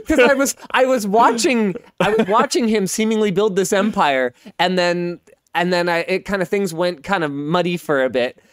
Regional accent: Canada; I'm Canadian

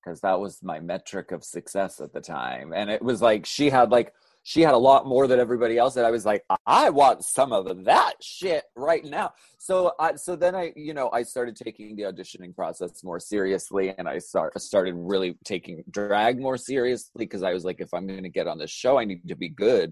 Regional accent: Pennsylvania, United States; I'm from Pennsylvania

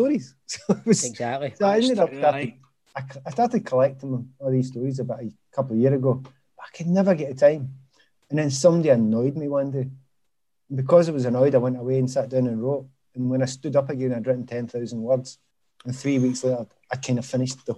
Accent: Glasgow, Scotland, United Kingdom; from Easterhouse

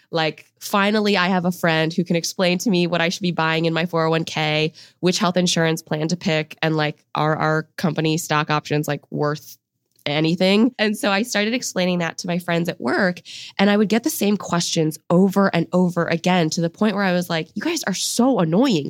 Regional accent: United States; I grew up in an immigrant home. Both of my parents came to the U S in their early twenties. We're from China.

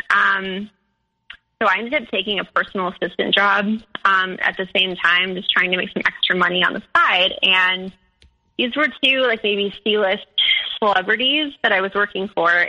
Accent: Midwest, United States; And so like I'm from the Midwest, like we you know, like that that kind of spirituality just isn't like really in our culture.

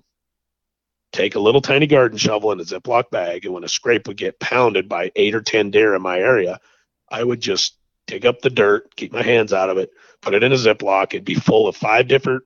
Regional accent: Idaho, United States; I grew up in Idaho and there was no feed allowed

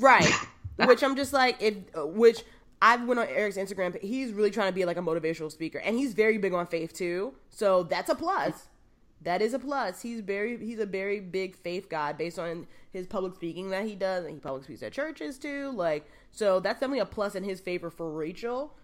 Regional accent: New York City, New York, United States; I grew up in the South Bronx.

